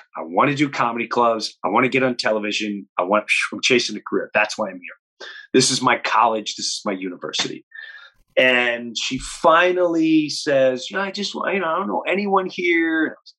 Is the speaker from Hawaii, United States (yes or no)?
no; Long Island, New York, United States; also born or lived in Florida; So I grew up in Long Island, and then my parents did the law. They retire. They moved to Florida.